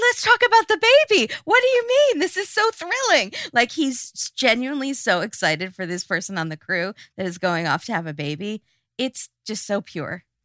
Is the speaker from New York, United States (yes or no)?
no; California, United States; we're from California